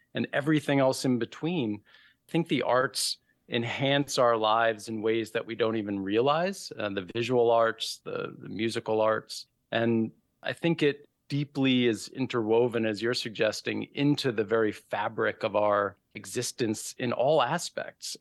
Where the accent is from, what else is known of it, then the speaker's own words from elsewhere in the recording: New York City, New York, United States; moved away; I grew up in New York City